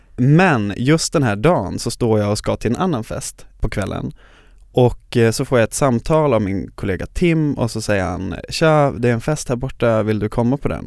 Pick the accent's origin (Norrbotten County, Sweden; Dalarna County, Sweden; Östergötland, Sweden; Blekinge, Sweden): Norrbotten County, Sweden; Luleå; moved away as an adult; now in Stockholm, Sweden; jag från Luleå där jag är born and raised